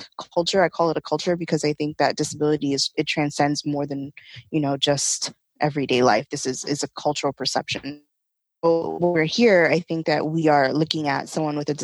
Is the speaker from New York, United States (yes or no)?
yes; New York City, New York, United States; I am born and raised in Brooklyn, New York